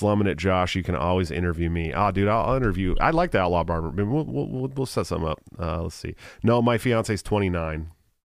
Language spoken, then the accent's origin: English; Oakland, California, United States; I grew up in Oakland